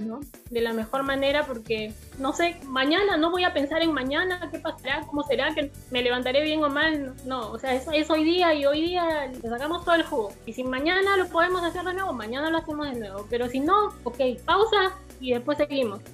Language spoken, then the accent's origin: Spanish; Peru; yo soy la única de Perú